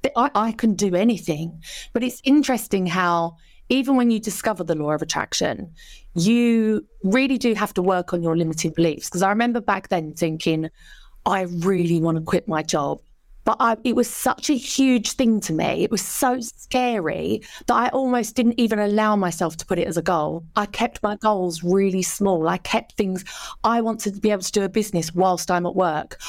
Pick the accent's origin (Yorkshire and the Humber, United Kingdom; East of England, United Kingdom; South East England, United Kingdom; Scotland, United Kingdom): East of England, United Kingdom; Canvey Island; I grew up on Canvey Island in Essex